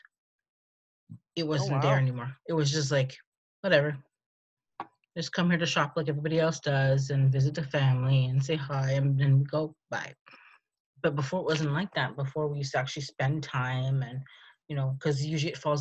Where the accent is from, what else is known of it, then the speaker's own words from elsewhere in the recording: Canada; also born or lived in United States; I'm Canadian